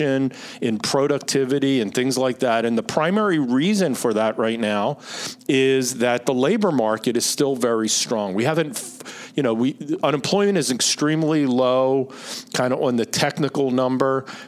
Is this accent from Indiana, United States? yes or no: no; Philadelphia, Pennsylvania, United States; accent: Philly; my Philly accent